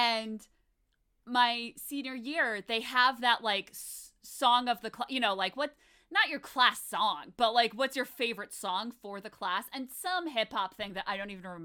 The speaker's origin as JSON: {"language": "English", "area": "Fairfield County", "region": "Connecticut", "country": "United States", "said": "I'm from Fairfield County. I'm from Connecticut"}